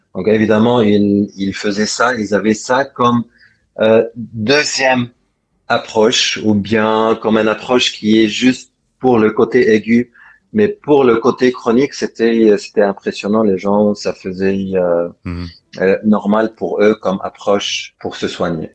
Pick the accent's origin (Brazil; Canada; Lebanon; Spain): Lebanon; moved away as an adult; also born or lived in France / England / Netherlands / China; now in Cyprus; je suis, je suis libanais